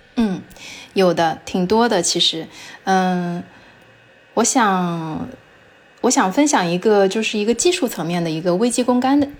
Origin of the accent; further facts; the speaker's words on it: China; first language Chinese; 作为中国人的话，我们的母语就是中文嘛